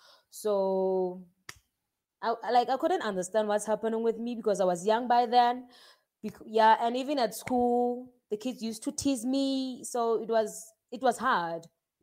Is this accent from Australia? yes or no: no; South Africa; I'm from South Africa.